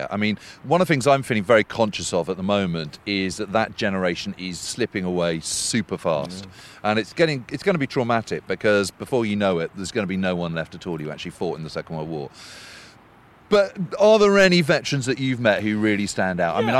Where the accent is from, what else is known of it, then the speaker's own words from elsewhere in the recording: United Kingdom; I mean, honestly, we're British.